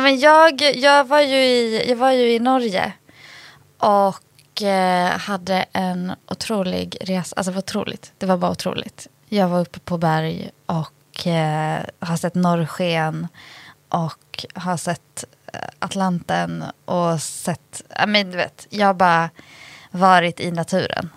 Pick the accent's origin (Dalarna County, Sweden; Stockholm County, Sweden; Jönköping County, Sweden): Dalarna County, Sweden; Jag är ändå uppvuxen i Dalarna